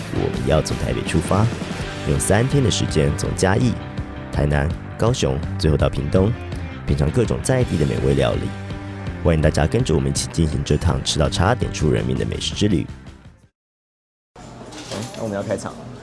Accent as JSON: {"language": "Chinese", "region": "northern Taiwan", "country": "Taiwan", "said": "我们北部人吃的"}